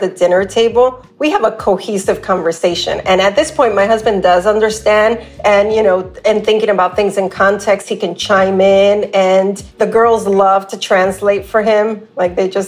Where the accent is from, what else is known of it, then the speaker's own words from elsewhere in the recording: New York, United States; moved away; I had as a kid growing up in New York